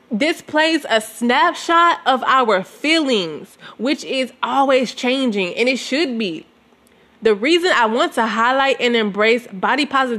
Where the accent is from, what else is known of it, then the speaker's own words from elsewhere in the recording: Southern United States, United States; I grew up in Southern America